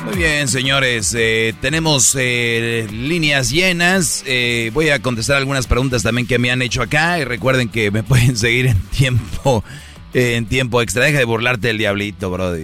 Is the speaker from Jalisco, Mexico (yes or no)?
no; Monterrey, Nuevo León, Mexico; la gente que somos de Monterrey